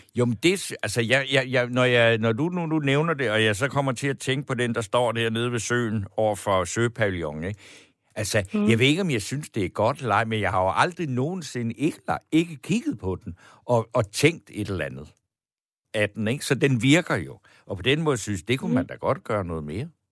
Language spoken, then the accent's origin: Danish; Funen, Southern Denmark, Denmark; now in Copenhagen, Denmark; Jeg er fra Fyn. Jeg er født ude på landet